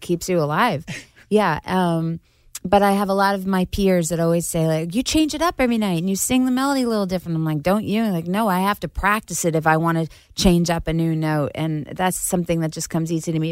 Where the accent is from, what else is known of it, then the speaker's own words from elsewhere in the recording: Syosset, New York, United States; accent: Long Island; I grew up in Syosset, Long uh, Island